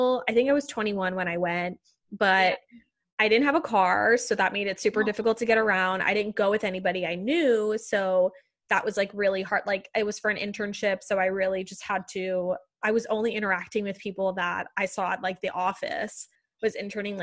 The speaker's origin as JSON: {"language": "English", "country": "Puerto Rico", "tie": "born or raised there", "moved": "yes", "lives_now": "New York City, United States", "said": "growing up in Puerto Rico"}